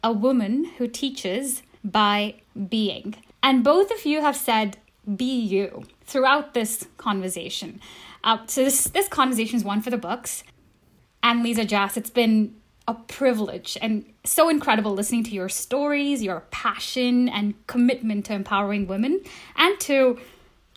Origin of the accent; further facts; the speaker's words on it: India; moved away; Ever since I left my home country, India, every country I've lived in, I've tried to settle